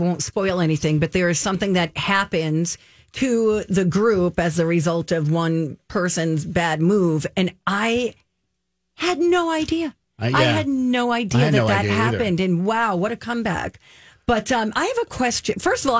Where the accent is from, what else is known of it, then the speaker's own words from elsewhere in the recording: New Jersey, United States; now in Minnesota, United States; I'm from New Jersey.